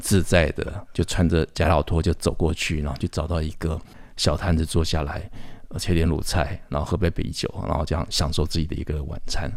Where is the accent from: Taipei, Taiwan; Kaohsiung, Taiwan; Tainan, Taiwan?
Taipei, Taiwan; 我是在一个台北市长大的本省的嗯。小孩，应该讲，呃，福建语，我闽南语的小孩